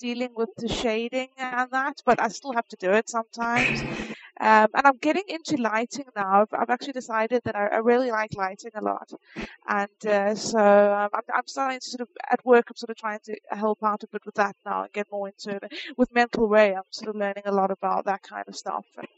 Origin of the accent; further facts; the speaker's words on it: South Africa; moved away as an adult; now in United States; I'm originally from South Africa, and I moved to the States at the beginning of this year.